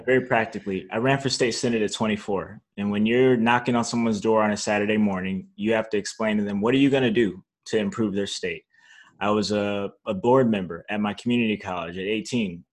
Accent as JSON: {"language": "English", "town": "North Chicago", "region": "Illinois", "country": "United States", "tie": "born or raised there", "also_born_or_lived": "Zion, Illinois", "said": "I grew up in North Chicago, Illinois, um, Zion, Illinois"}